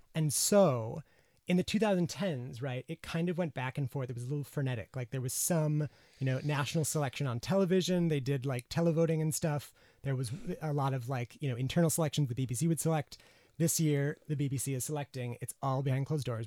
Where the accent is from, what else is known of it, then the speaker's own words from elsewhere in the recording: United States; now in United Kingdom; as an American